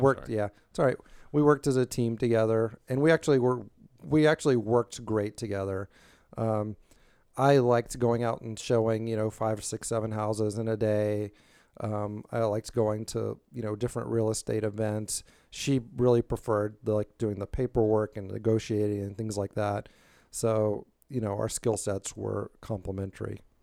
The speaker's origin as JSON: {"language": "English", "town": "Tybee Island", "region": "Georgia", "country": "United States", "tie": "born or raised there", "also_born_or_lived": "California", "lives_now": "Savannah, United States", "said": "I was born and raised on Tybee"}